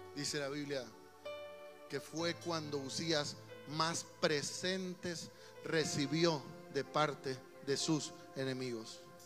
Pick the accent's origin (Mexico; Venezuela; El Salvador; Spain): El Salvador; somos salvadoreños